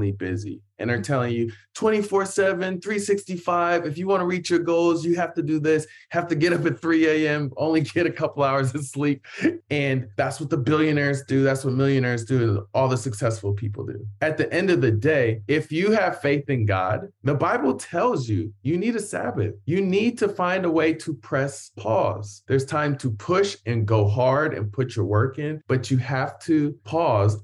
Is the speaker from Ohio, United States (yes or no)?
yes; Columbus, Ohio, United States; moved away; also born or lived in Hawaii / Lima, Ohio; I grew up in Columbus, Ohio